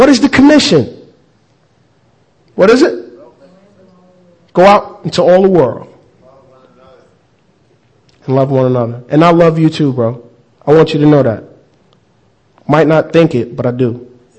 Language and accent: English; United States; I'm actually American